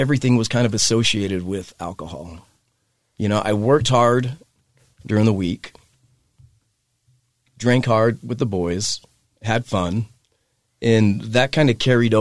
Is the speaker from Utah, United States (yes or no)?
yes; Hooper, Utah, United States; I grew up in Hooper, Utah.